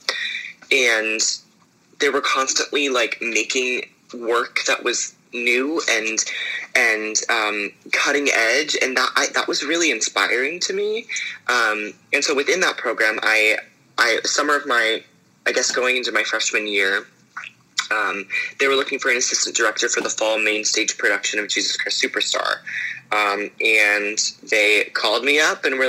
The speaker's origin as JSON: {"language": "English", "town": "Pittsburgh", "region": "Pennsylvania", "country": "United States", "tie": "born or raised there", "also_born_or_lived": "New York City", "moved": "as an adult", "lives_now": "Brooklyn, New York, United States", "said": "I'm originally from the suburbs just north of Pittsburgh, Pennsylvania, and I studied there for, about 10 years through my high school years doing theater professionally in my hometown"}